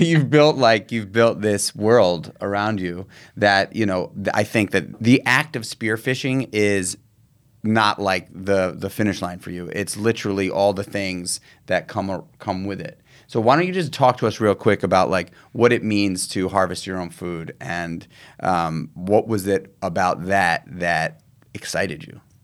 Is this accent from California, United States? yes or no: no; New York City, New York, United States; I grew up in Manhattan. I grew up in New York City